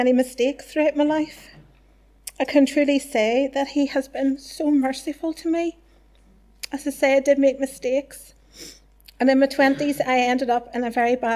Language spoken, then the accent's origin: English; Whitewell, Northern Ireland, United Kingdom; also born or lived in Lisburn; I was brought up in Whitewell